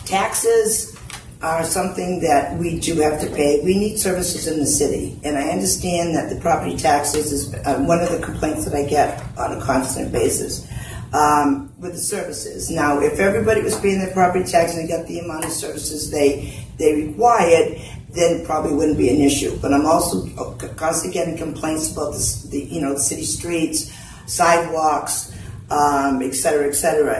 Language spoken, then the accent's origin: English; New Bedford, Massachusetts, United States; I did grow up in New Bedford. I grew up in Blue Meadows Projects